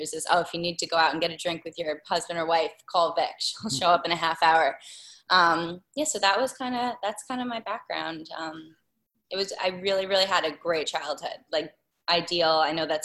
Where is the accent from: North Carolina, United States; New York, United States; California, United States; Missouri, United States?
New York, United States; Lloyd Harbor; I grew up in Lloyd Harbor